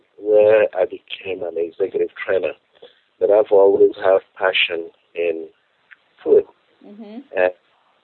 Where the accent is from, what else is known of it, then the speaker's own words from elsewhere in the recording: Nigeria; moved away as an adult; now in United States; I'm from Nigeria originally